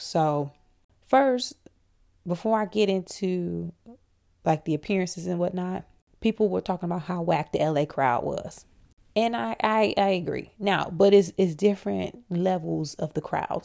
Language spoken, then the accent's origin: English; Flint, Michigan, United States; I'm from Flint